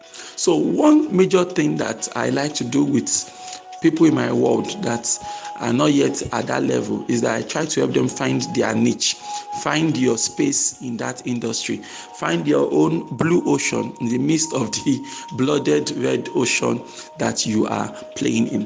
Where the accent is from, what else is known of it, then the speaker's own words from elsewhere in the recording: Nigeria; my home country, Nigeria